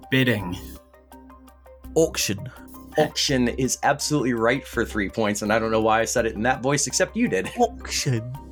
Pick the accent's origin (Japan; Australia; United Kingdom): United Kingdom; I will remind you I'm British.